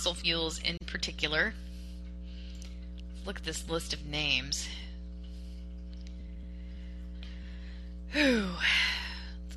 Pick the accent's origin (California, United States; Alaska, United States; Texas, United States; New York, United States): Texas, United States; I'm a Texan